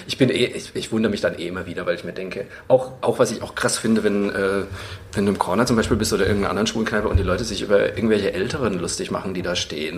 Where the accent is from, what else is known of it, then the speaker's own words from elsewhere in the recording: Bamberg, Bavaria, Germany; ich bin in Bayern aufgewa-, also in Franken aufgewachsen